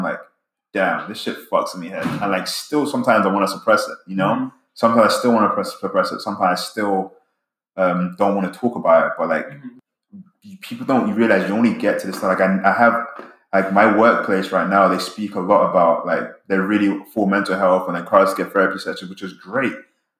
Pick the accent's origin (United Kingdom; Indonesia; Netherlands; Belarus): United Kingdom; England; now in United States; I grew up in England and have like my childhood friends I loved to death.